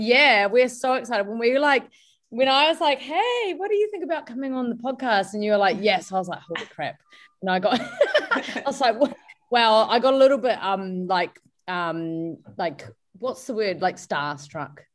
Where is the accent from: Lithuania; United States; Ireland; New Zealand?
New Zealand; moved away as an adult; now in Melbourne, Australia; It took me two years to mm leave my hometown in New Zealand and settle in Melbourne.